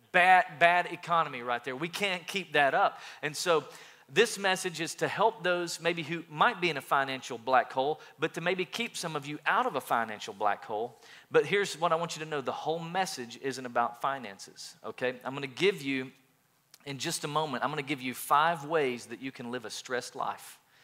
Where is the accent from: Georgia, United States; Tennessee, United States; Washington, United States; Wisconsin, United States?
Tennessee, United States; East; growing up in East Tennessee